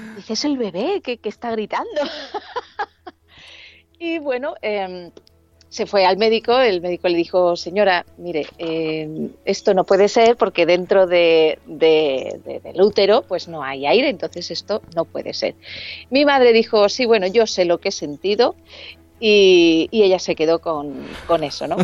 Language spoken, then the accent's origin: Spanish; Alicante, Valencian Community, Spain; moved away as an adult; now in Madrid, Spain; yo era de, bueno, yo soy de Alicante, y me vine con 21 añitos a, Madrid